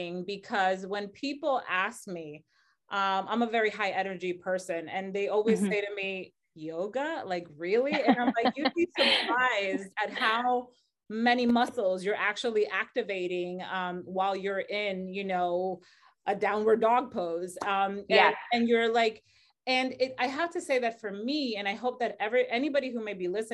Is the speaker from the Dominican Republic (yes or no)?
yes; Dominican Republic; moved away as an adult; I'm originally from the Dominican Republic.